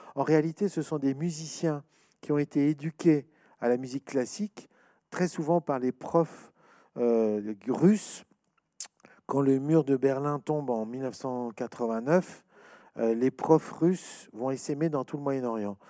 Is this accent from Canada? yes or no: no; France; chez nous, en France